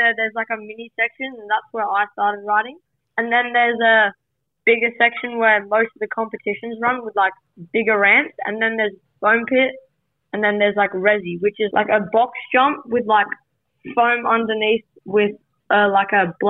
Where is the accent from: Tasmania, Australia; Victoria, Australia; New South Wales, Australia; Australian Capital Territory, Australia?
Victoria, Australia; Melbourne; also born or lived in Queensland; So I was born in Queensland and then I moved to Melbourne.